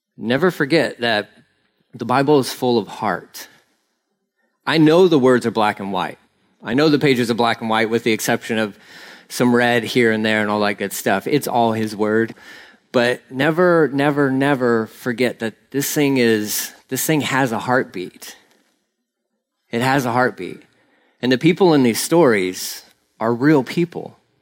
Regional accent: Texas, United States; I'm Texan

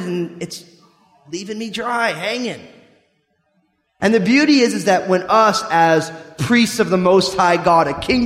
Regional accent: New Jersey, United States; I'm from New Jersey, so I can get away talking that way

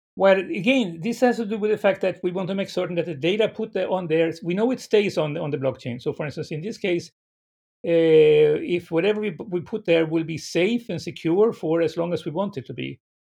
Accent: Sweden; moved away as an adult; now in San Francisco, United States; I was born in Sweden

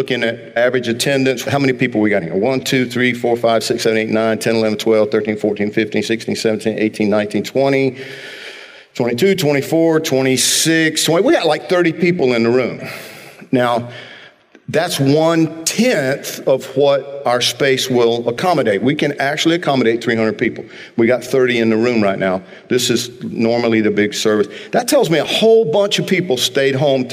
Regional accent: Georgia, United States; moved away; I grew up in Georgia. It's not like down here

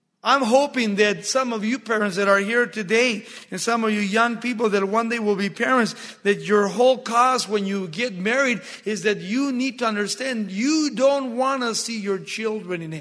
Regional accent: Baldwin Park, California, United States; in 1963 when we started high school in Baldwin Park

